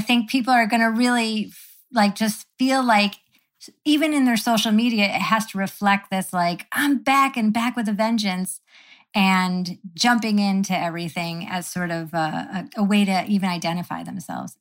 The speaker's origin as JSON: {"language": "English", "town": "Syracuse", "region": "New York", "country": "United States", "tie": "born or raised there", "said": "I grew up in Syracuse, New York"}